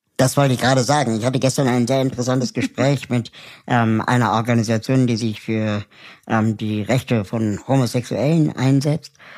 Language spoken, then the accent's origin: German; Germany; wir in Deutschland